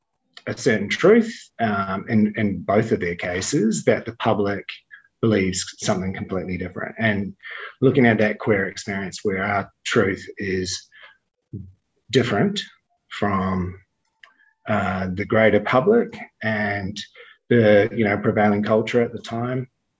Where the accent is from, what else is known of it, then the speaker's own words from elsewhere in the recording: New Zealand; when I was growing up in the 70s and 80s, and there was like, I mean, I was in New Zealand